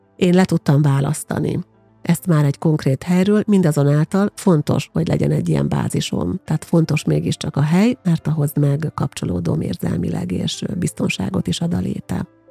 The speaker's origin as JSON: {"language": "Hungarian", "town": "Győrszemere", "region": "Győr-Moson-Sopron", "country": "Hungary", "tie": "born or raised there", "also_born_or_lived": "Pécs / Tárnok", "moved": "as an adult", "lives_now": "Székesfehérvár, Hungary", "said": "Életem első 18 évében gyakorlatilag Győrszemerén nőttem fel"}